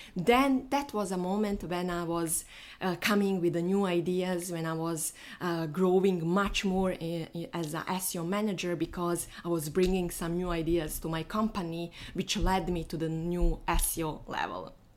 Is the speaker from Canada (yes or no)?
no; Bosnia & Herzegovina; moved away; I'm flying to my home because I am from Bosnia